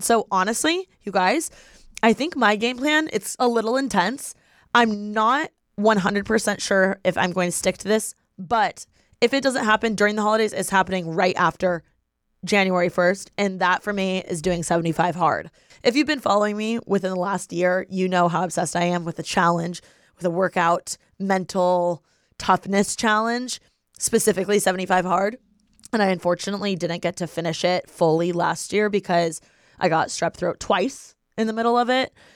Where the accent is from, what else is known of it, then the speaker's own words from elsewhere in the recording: Bloomington, Indiana, United States; moved away; I am from Bloomington, Indiana. So, every year for the holidays, I go back to my hometown